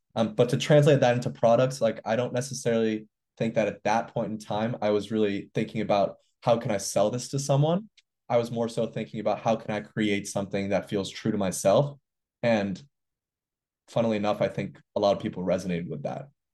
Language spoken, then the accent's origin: English; New York City, New York, United States; also born or lived in Montreal, Canada; I grew up in New York City. I went to school in the Bronx.